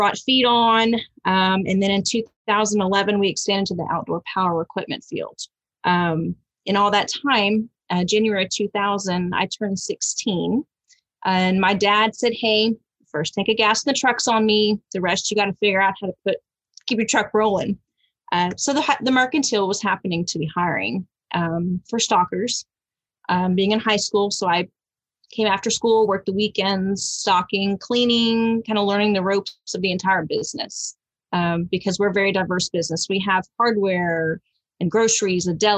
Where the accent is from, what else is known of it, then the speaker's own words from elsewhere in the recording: Fayetteville, Texas, United States; where I grew up in Fayetteville